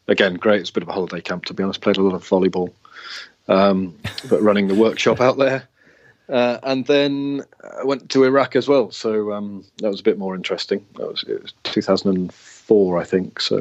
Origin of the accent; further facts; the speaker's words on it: Worcester, West Midlands, United Kingdom; moved away as an adult; also born or lived in Cardiff / North Wales / Swansea; I was born in Worcester, which is just up the road, and I was born in a village just outside Worcester, and then moved to Worcester when my teenage years